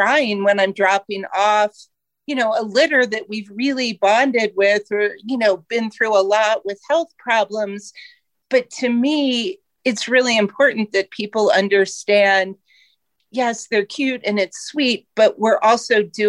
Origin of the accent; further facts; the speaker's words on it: Ohio, United States; moved away as an adult; now in Colorado, United States; I was born and raised in Ohio